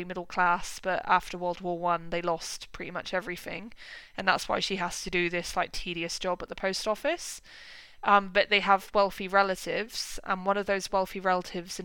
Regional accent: United Kingdom; as a British person

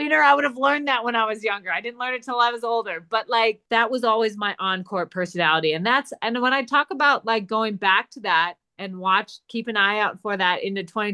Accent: Wisconsin, United States; also born or lived in Minnesota; now in Arizona, United States; I was born in Minnesota, grew up in Wisconsin

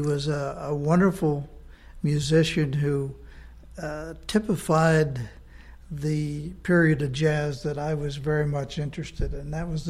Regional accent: Pittsburgh, Pennsylvania, United States; moved away as an adult; now in Berks County, United States; I grew up in Pittsburgh on the other end of the state.

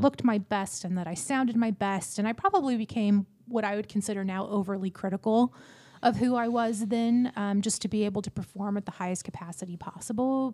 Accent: Pattison, Texas, United States; I am from a little town outside of Houston called Pattison, Texas. That's a town of 300 people. Um, I grew up there from like the ages of four to 18.

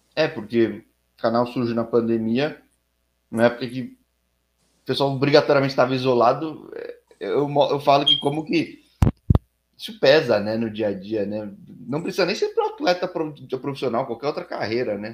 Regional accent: São Paulo, Brazil; eu sou de São Paulo

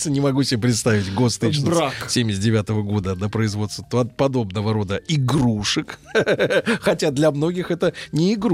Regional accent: Saint Petersburg, Russia; Я из Ленинграда.

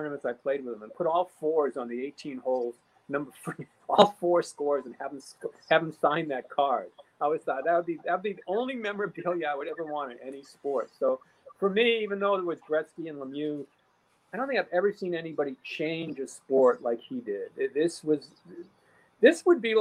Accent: Boston, Massachusetts, United States; moved away as an adult; also born or lived in Philadelphia; I'm from Boston.

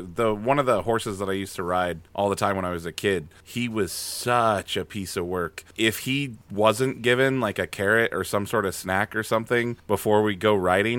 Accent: Wyoming, United States; I've been around horses. I'm from Wyoming.

